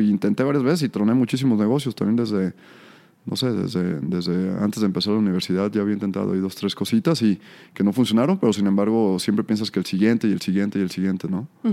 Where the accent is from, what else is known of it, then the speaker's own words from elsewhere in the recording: Tala, Jalisco, Mexico; moved away as an adult; nací en Tala, me vine a estudiar la universidad por acá